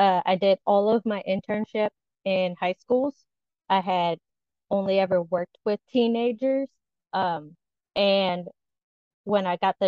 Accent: Southern Louisiana, United States; I am a Southern Louisiana born and raised that never quite fit into the Southern Louisiana, except for my accent

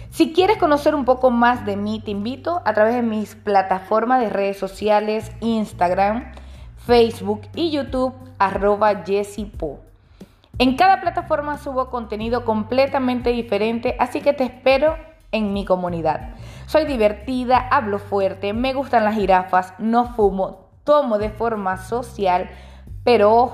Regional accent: Maracaibo, Zulia, Venezuela; moved away as an adult; now in Santiago, Chile; Soy venezolana, nací en la ciudad de Maracaibo y desde hace cuatro años vivo en Chile, específicamente Santiago.

